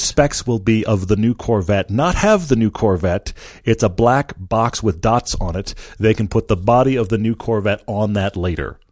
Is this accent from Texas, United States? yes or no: yes; Texas, United States; also born or lived in Southern California; now in Park City, United States; I grew up in Texas